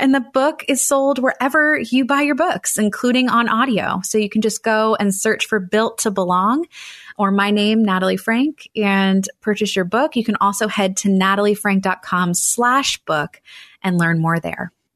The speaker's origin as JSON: {"language": "English", "town": "Annapolis", "region": "Maryland", "country": "United States", "tie": "born or raised there", "said": "I ran a, a, wedding photography business in my hometown of Annapolis, Maryland for eight years"}